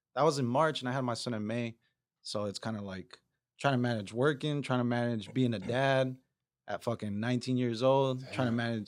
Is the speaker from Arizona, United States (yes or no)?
yes; Chandler, Arizona, United States; also born or lived in Ahwatukee; Yeah, Chandler. A little bit in Ahwatukee, just like 4 years, but Chandler.